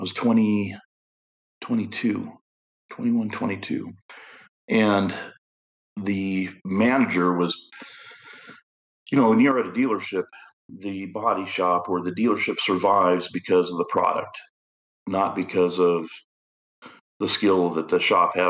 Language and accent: English; Idaho, United States; moved away; I grew up in Idaho, and Idaho is, you know, country type living is what I was used